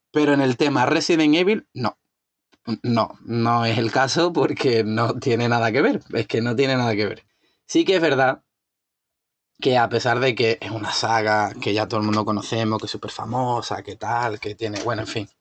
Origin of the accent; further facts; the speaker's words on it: Spain; soy español